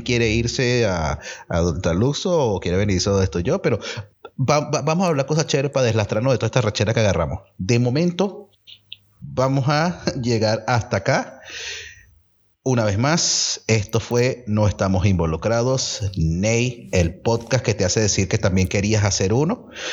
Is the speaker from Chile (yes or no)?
no; Venezuela; moved away; nuestra idiosincrasia como venezolano